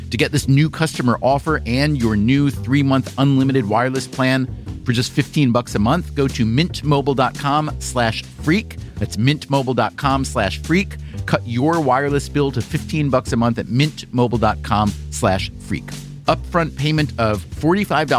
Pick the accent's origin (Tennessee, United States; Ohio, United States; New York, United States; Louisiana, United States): New York, United States; I'm a New Yorker